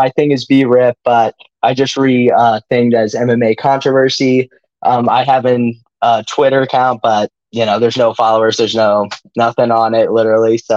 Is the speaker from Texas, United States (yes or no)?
no; St. Louis, Missouri, United States; I'm a St. Louis guy, St. Louis, Missouri.